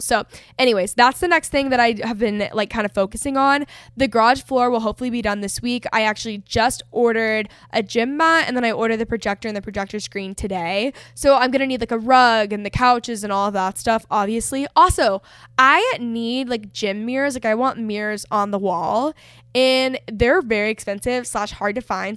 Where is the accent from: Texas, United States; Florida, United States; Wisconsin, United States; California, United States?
Texas, United States; North; I grew up in North Texas, so it's, like, a very competitive region for sports.